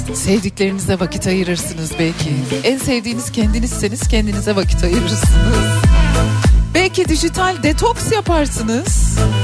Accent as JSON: {"language": "Turkish", "country": "Turkey", "tie": "born or raised there"}